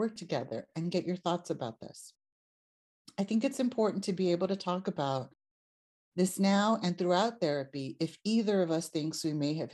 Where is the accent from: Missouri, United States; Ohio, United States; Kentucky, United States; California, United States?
California, United States; Los Angeles; born and raised in East Los Angeles, which is Tongva territory